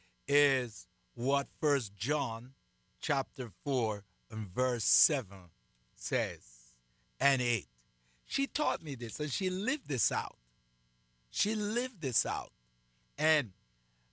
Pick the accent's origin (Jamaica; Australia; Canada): Jamaica; moved away; from my own country where I was born, Jamaica